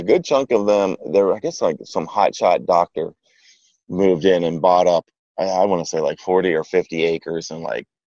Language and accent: English; Beaver County, Pennsylvania, United States; moved away; where I grew up in Beaver County is, so like south and east of where I grew up was, you had the suburbs of Pittsburgh